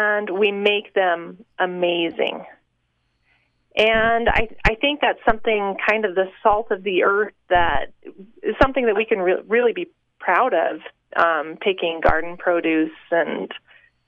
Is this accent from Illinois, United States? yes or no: no; Utah, United States; growing up in Utah